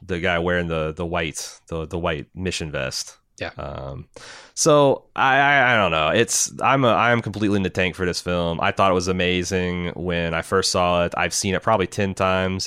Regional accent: United States; as an American

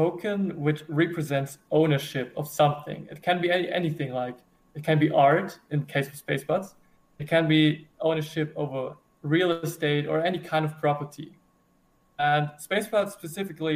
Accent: Germany; I'm from Germany.

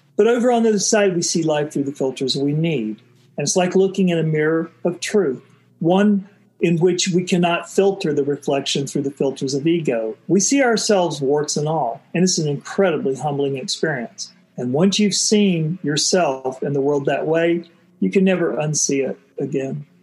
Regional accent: Florida, United States; I was growing up in Florida in the '60s

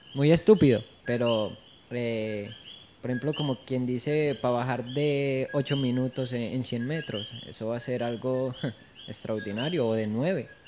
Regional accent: Colombia; de donde yo vengo, que es Colombia

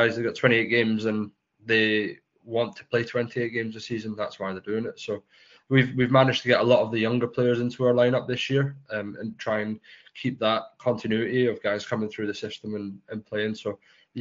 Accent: Scotland, United Kingdom; accent: Scottish; moved away as an adult; also born or lived in Edinburgh / Glasgow / Fife / Chelmsford; I was born in Scotland.

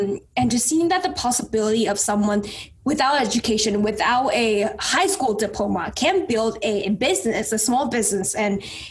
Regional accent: Taiwan; English is a second language; moved away; growing up in Taiwan, my parents was extremely poor starting out.

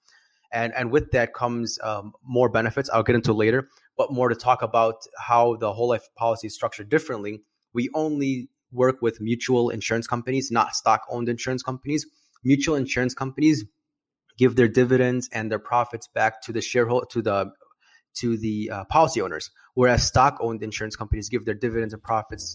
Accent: Chicago, Illinois, United States; I'm from Chicago, Illinois. I'm a financial planner

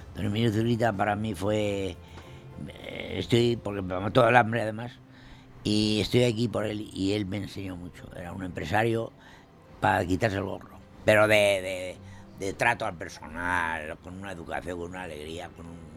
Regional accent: La Horra, Castile and León, Spain; also born or lived in Burgos; Yo nací en La Horra el día 1 de marzo de 1928.

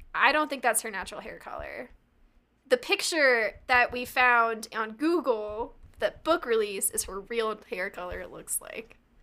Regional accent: United States; I'm American

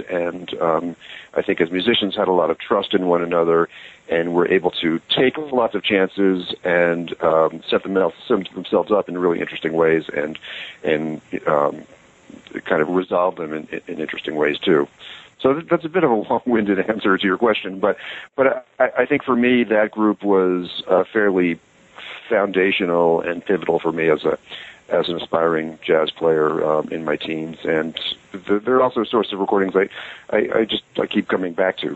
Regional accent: United States; growing up in America

